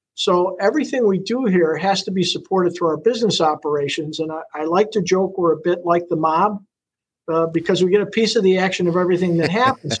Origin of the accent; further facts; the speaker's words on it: Buffalo, New York, United States; moved away as an adult; now in Sarasota, United States; I grew up in Buffalo